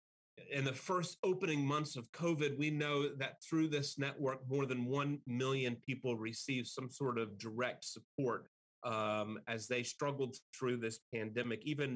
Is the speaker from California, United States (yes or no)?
no; outside Austin, rural Texas, United States; moved away as an adult; now in Virginia, United States; I did grow up in rural Texas. I grew up outside of Austin in a really small community.